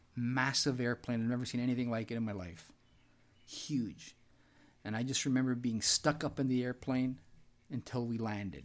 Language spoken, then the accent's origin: English; Canada